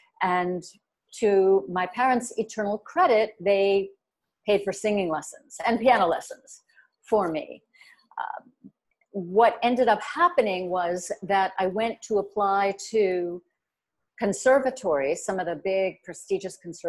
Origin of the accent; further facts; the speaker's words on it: New York metropolitan area, United States; also born or lived in Kent, Ohio; I'm from the Metro New York area all my life